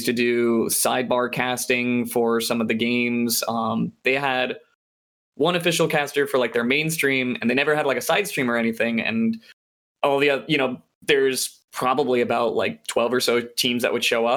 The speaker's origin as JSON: {"language": "English", "town": "La Mirada", "region": "California", "country": "United States", "tie": "born or raised there", "said": "SoCal native, West Coast, Best Coast. I'm from La Mirada."}